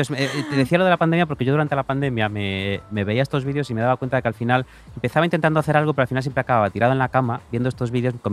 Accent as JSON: {"language": "Spanish", "country": "Spain", "said": "como muchos españoles, españoles."}